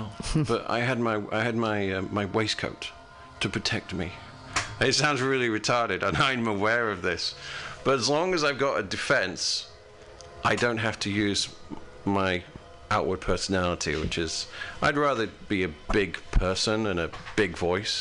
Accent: United Kingdom; now in United States; I'm from a British country, I'm from Great Britain

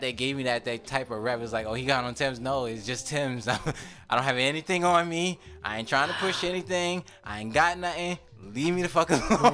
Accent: New York, United States; moved away; I'm from New York.

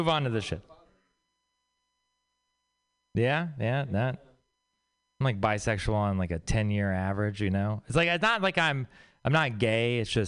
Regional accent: Texas, United States; moved away; I'm from Texas.

